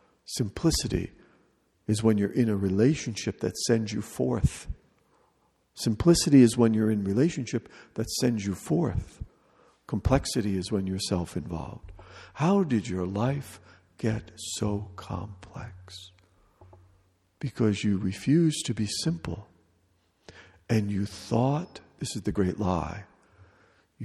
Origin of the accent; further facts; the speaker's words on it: United States; as an American